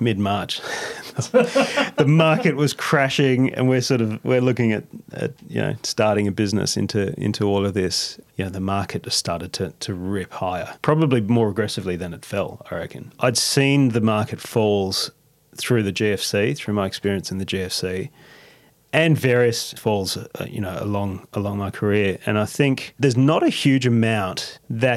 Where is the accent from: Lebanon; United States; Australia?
Australia; we're Aussie